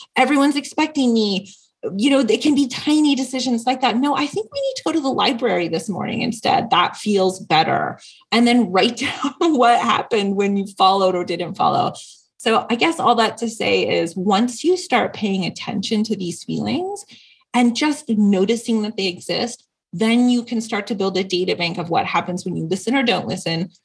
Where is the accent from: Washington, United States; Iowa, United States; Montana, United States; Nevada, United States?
Washington, United States; Seattle; now in San Diego, United States; I grew up Catholic and I had this amazing priest who was very progressive. I was not a traditional Catholic church and it was up in um, the Seattle area. I'm from the Northwest